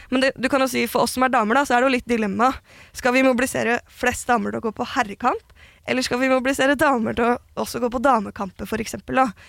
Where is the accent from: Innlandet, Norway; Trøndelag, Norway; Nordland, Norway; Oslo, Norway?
Oslo, Norway; jeg er jo født og oppvokst i Gamle Oslo